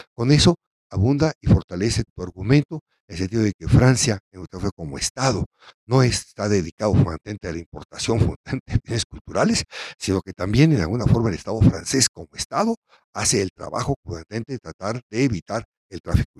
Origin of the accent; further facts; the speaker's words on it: Mexico; veamos como mexicanos